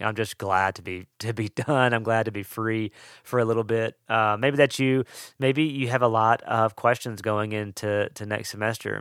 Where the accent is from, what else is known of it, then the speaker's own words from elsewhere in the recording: Mississippi, United States; also born or lived in Western North Carolina; now in North Carolina, United States; I'm from Mississippi, and so, uh, I love the possibility of snow, and we live in the mountains of Western North Carolina, and so, uh, getting snow is way more possible here than where I grew up